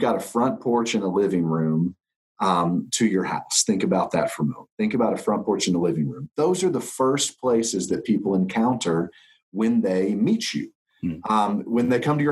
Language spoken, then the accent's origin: English; Nashville, Tennessee, United States; I'm an Enneagram teacher based in Nashville, which is my hometown, born and raised here.